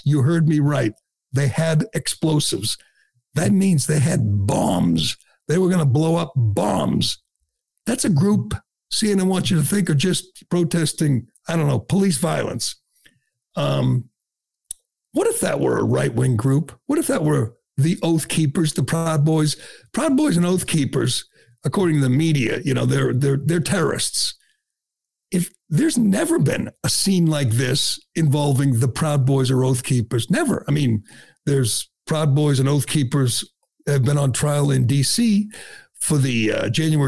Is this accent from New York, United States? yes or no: no; Boston, Massachusetts, United States; I'm from Boston. I'm represented by Ayanna Pressley.